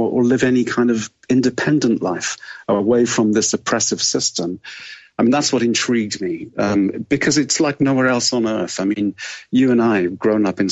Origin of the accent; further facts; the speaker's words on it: Wales, United Kingdom; I grew up in Wales.